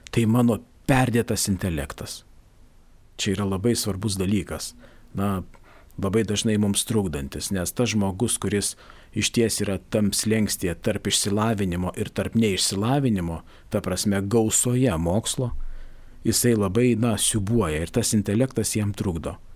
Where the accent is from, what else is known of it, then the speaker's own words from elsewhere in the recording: Lithuania; Mes lietuviai mes šiek tiek esam besidžiaugiantis kaimyno nelaimę.